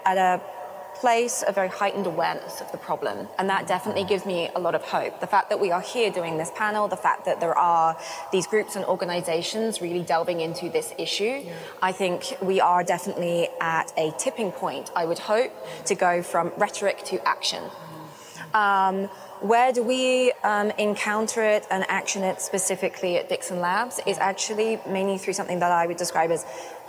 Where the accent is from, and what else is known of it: United Kingdom; also born or lived in London